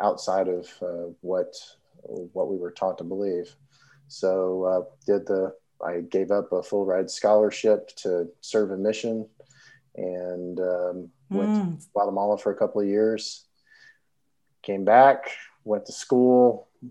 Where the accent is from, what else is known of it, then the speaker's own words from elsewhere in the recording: Southeast Missouri, United States; also born or lived in Utah; now in Tennessee, United States; I'm originally from Missouri, so grew up Southeast Missouri as a Mormon